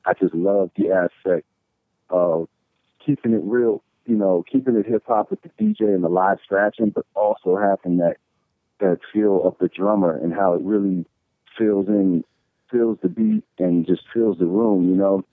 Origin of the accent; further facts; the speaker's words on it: Northern Virginia, United States; also born or lived in Washington, D.C. / Stafford, Virginia / Fredericksburg, Virginia; I was born in D.C. and then we lived in Northern Virginia for for a little while, and then we ended up going kept going further south.